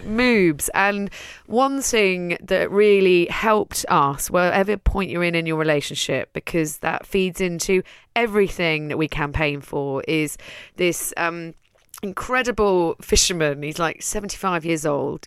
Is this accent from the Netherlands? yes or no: yes; Netherlands; moved away as an adult; now in London, United Kingdom; I'm from Holland, I'm Dutch, I raised one daughter there